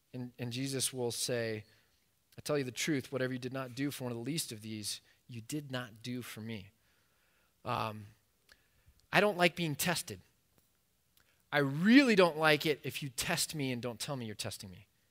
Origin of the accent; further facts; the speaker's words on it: United States; as an American